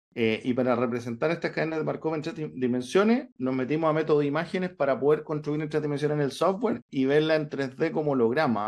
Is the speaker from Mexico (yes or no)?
no; San Pablo, Los Lagos, Chile; moved away; yo soy del sur de Chile, un pueblito que se llama San Pablo, está cerca de Osorno.